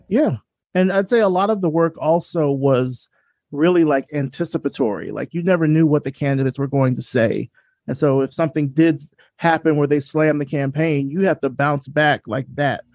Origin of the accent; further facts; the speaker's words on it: Selma, Alabama, United States; I grew up in Selma, Alabama